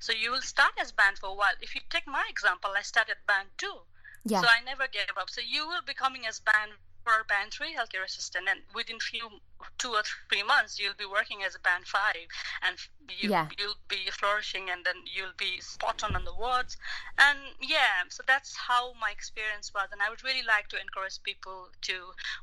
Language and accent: English; Nepal; moved away as an adult; now in London, United Kingdom; my home country in Nepal